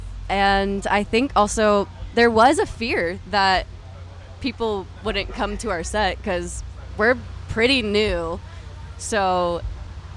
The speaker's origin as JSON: {"language": "English", "town": "Franklin", "region": "Tennessee", "country": "United States", "tie": "born or raised there", "also_born_or_lived": "Nashville", "said": "we're from Nashville and grew up in Franklin"}